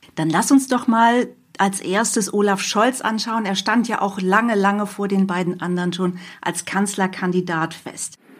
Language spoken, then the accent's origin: German; near Hanover, Lower Saxony, Germany; Ich komme auch aus der Nähe von Hannover